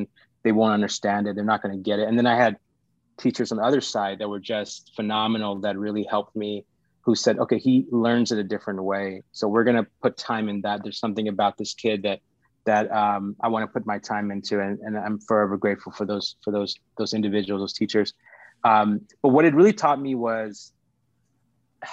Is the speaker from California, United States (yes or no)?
yes; Los Angeles, California, United States; also born or lived in Sri Lanka / India; growing up in California, it's going to LAUSD, which is our high school district